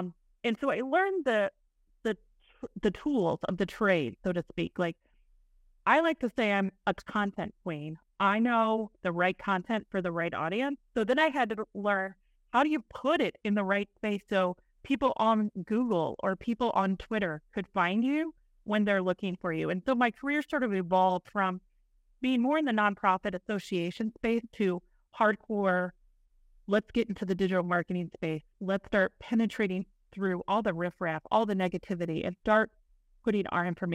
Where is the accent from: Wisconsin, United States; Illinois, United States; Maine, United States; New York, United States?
Illinois, United States; East Central; now in Indiana, United States; I grew up in East Central Illinois on a small dairy farm